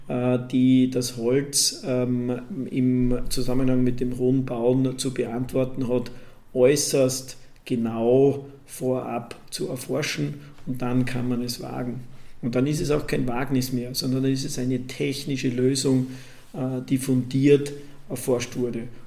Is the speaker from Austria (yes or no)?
yes; Graz, Styria, Austria; Da war in meiner Heimatstadt Graz ein zweigeschossiger Holzbau nicht erlaubt.